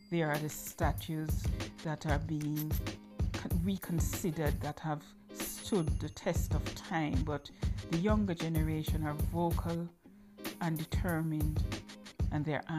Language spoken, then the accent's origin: English; Jamaica; now in United Kingdom; and I am a proud Maroon. No, I never really focused on my Maroon heritage until I was in the UK, and I came to the UK from Jamaica in 1996, and I've been here since. I'm a British national, I have children here, this is my home.